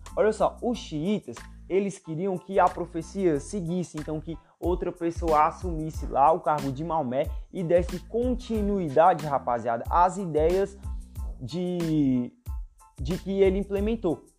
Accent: Brazil; eu sou brasileiro e sou cristão

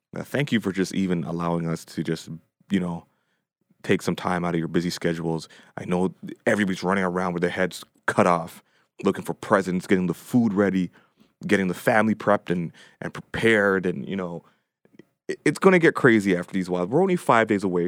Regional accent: Toronto, Ontario, Canada; now in Ajax, Canada; I grew up, uh, four oh one in Meadowvale, so Dean Park.

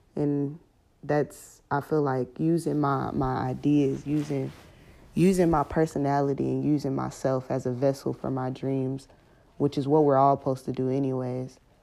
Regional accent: Houston, Texas, United States; moved away as an adult; now in Baton Rouge, United States; I'm from Houston, Texas

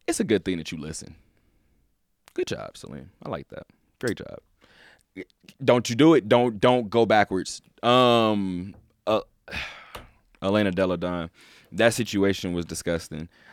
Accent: California, United States; I'm from California.

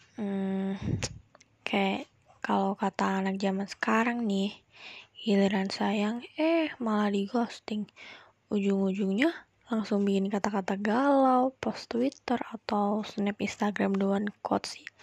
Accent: Batang, Central Java, Indonesia; asalku dari Batang, Jawa Tengah

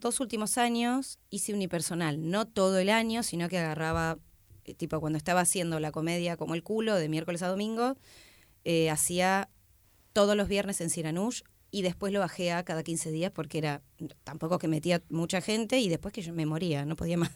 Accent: Tandil, Buenos Aires Province, Argentina; moved away as an adult; now in Buenos Aires, Argentina; vengo de Tandil, eh, a los 22

